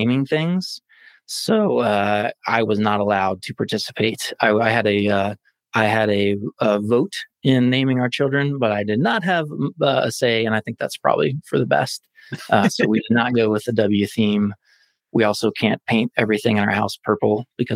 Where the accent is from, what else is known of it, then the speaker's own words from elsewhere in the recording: Oklahoma, United States; now in Indianapolis, United States; I'm originally from Oklahoma, which is not the technology capital of the world